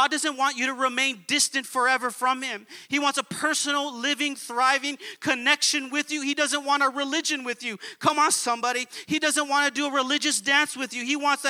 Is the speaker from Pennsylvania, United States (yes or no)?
no; Baldwin Park, California, United States; We were raised in Baldwin Park.